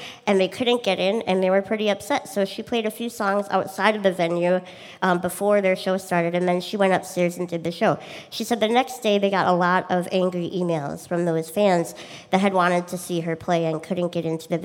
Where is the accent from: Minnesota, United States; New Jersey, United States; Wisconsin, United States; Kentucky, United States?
Minnesota, United States; I'm a musician from Minnesota